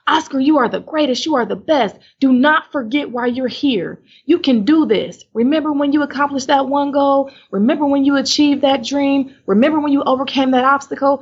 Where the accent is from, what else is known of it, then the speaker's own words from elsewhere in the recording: Cleveland, Ohio, United States; moved away as an adult; now in Houston, United States; I was in Cleveland, Ohio my whole life